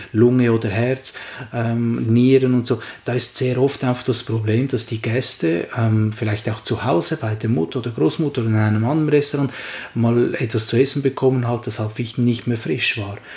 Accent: Switzerland; bei uns in der Schweiz

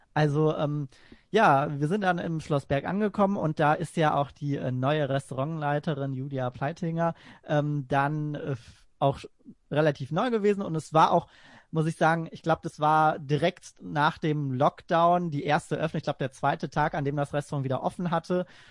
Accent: Essen, North Rhine-Westphalia, Germany; also born or lived in Gladbeck; sehr viel auch in Essen unterwegs bin. Da bin ich auch geboren und aufgewachsen. Das ist quasi auch so meine Heimatstadt

